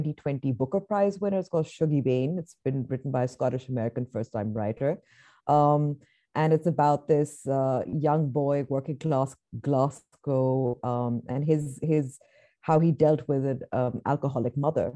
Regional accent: Nigeria; moved away; I grew up, a part of my childhood was, I grew up in Nigeria

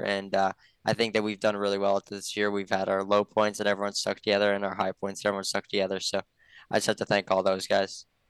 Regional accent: Rhinelander, Wisconsin, United States; around Rylander and the local tracks around there when I was growing up

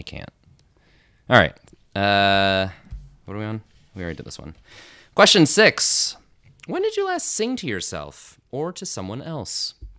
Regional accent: Las Vegas, Nevada, United States; moved away as an adult; also born or lived in Chicago; now in New York, United States; I grew up in Las Vegas, Nevada

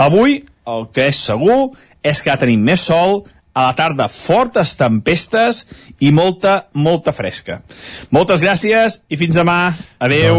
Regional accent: Sant Feliu de Codines, Catalonia, Spain; Sant Feliu Codines, el meu poble

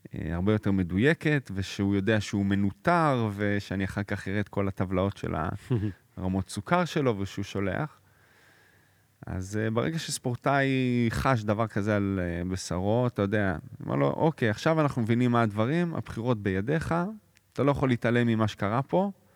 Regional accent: Jerusalem, Jerusalem District, Israel; born or raised there; also born or lived in Florence, Italy

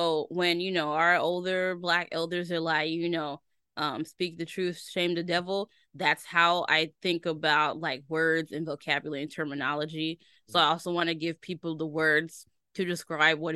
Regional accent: Tennessee, United States; moved away; also born or lived in Chicago; I was born in Tennessee

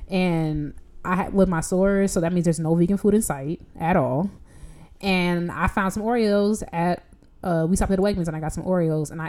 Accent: Chicago, Illinois, United States; we're from Chicago.

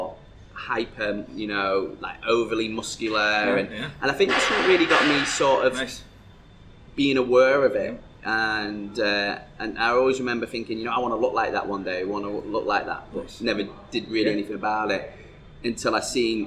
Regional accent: North West England, United Kingdom; now in Dubai, United Arab Emirates; the town that I come from is also a very bodybuilding type town. You know, in the northwest of England

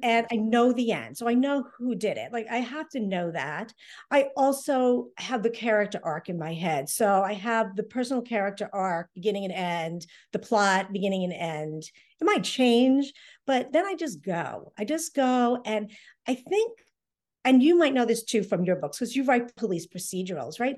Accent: Hull, Massachusetts, United States; my hometown of Hull

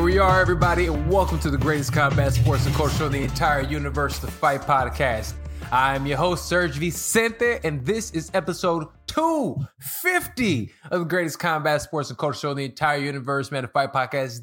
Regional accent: Chicago, Illinois, United States; moved away as an adult; now in Los Angeles, United States; I'm from Chicago, born and raised

